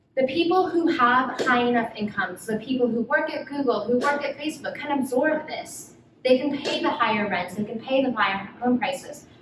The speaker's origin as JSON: {"language": "English", "town": "Los Angeles", "region": "California", "country": "United States", "tie": "born or raised there", "also_born_or_lived": "Brazil", "moved": "as an adult", "lives_now": "Bay Area, United States", "said": "I was born in Brazil. I am Korean American, but I really grew up in Los Angeles."}